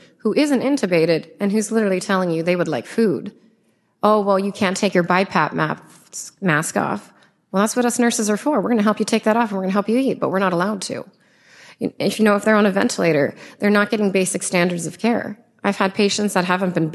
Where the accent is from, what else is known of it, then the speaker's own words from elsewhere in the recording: United States; I'm a very proud American citizen. I come from a family of immigrants